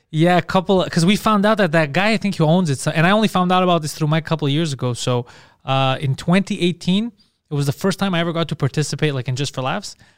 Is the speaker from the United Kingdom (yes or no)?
no; Montreal, Quebec, Canada; accent: heavy Greek accent in French; English is a second language; moved away; I was born in Montreal, but being a Greek guy, I have a heavy